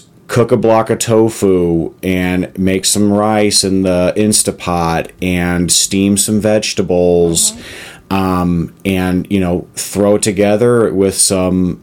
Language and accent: English; Texas, United States; also born or lived in Arizona; now in Colorado, United States; growing up in Texas and living in Arizona